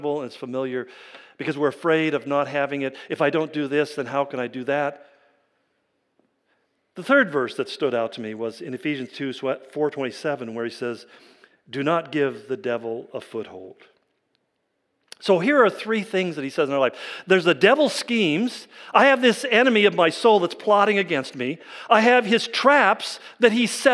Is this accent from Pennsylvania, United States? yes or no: no; California, United States; where I grew up in California